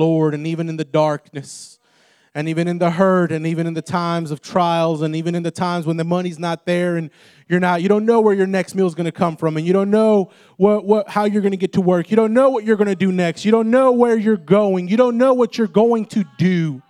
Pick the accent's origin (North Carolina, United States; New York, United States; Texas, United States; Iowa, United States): Texas, United States; I grew up in Texas